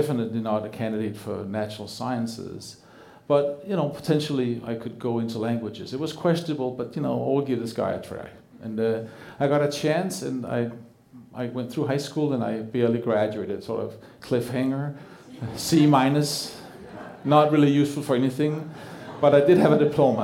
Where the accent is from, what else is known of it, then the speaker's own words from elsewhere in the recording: Denmark; English is a second language; moved away as an adult; also born or lived in Wisconsin, United States; now in Portland, United States; I grew up in Denmark in a middle-class family.